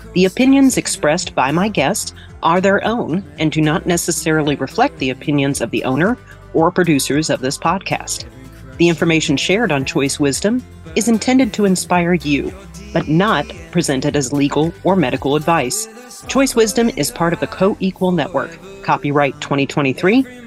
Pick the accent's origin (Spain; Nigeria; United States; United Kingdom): United States; Dallas, Texas; my hometown of Dallas, Texas.